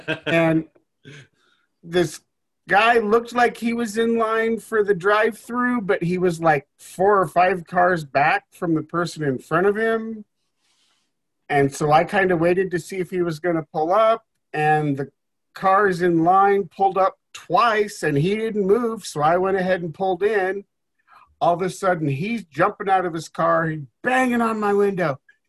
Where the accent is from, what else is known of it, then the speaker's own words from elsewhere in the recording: Altoona, Iowa, United States; moved away as an adult; now in Omaha, United States; I grew up in Altoona, Iowa.